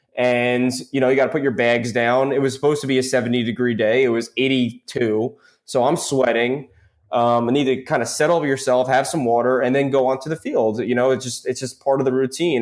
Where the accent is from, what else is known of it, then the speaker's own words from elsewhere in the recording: Smithtown, New York, United States; moved away as an adult; also born or lived in Maryland; now in New Orleans, United States; in Smithtown West High School, uh, on Long Island